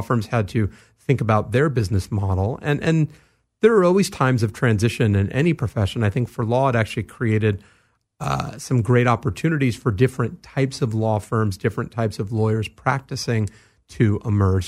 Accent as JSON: {"language": "English", "town": "Los Angeles", "region": "California", "country": "United States", "tie": "born or raised there", "said": "I grew up here in Los Angeles, in the San Fernando Valley"}